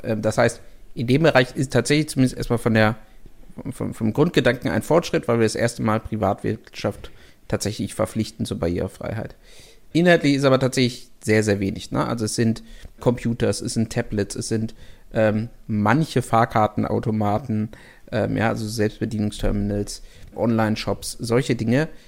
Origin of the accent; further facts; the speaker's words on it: Germany; bei uns in Deutschland